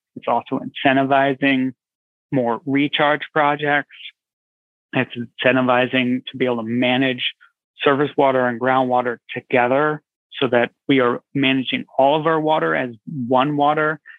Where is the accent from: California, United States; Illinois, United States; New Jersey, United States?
California, United States; Santa Cruz; I grew up out west. I grew up in California, Santa Cruz, California